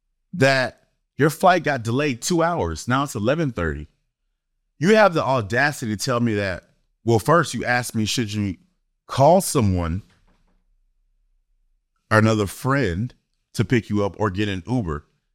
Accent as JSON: {"language": "English", "region": "East Coast", "country": "United States", "tie": "born or raised there", "said": "Because this person grew up on the West Coast and I grew up on the East Coast."}